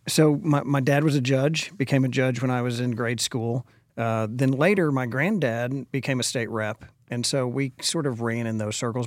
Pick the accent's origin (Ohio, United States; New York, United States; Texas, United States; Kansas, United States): Texas, United States; Dallas; also born or lived in Austin, Texas; now in Frisco, United States; born and raised in Dallas, went to Lake Highlands High School